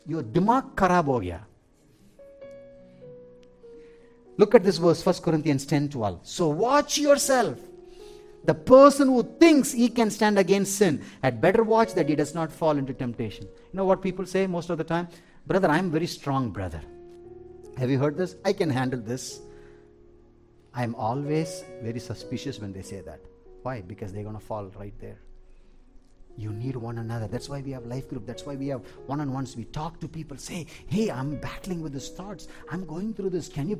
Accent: South India, India; moved away; I am from India, from South India, we have mango trees

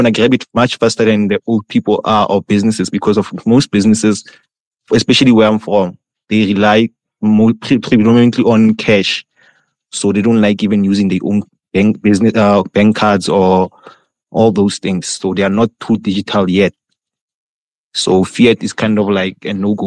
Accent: South Africa; I'm from South Africa

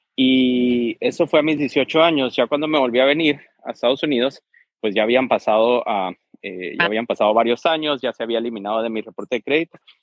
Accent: Guatemala; moved away as an adult; also born or lived in California; now in United States; prácticamente crecí toda mi vida en Guatemala

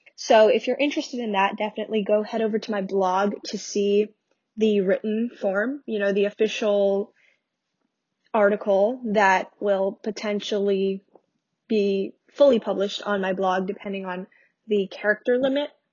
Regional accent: New York, United States; I'm from New York

